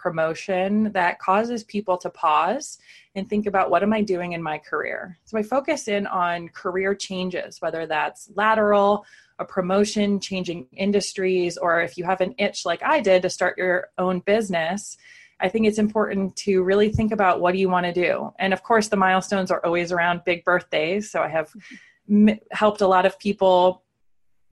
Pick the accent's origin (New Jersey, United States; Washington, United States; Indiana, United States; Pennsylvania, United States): Pennsylvania, United States; moved away as an adult; also born or lived in San Francisco / New York City; now I live in Pennsylvania, back in my hometown